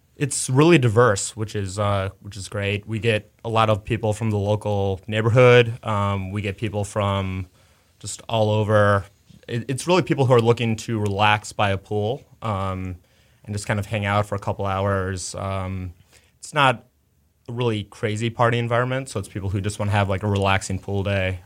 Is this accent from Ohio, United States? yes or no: no; Chicago, Illinois, United States; moved away as an adult; also born or lived in New York; now in Houston, United States; I grew up in Chicago